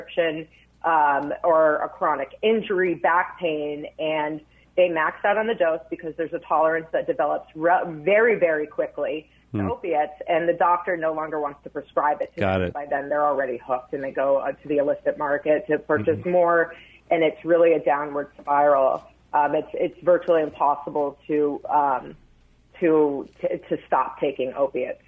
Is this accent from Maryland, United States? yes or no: yes; Maryland, United States; my home state of Maryland.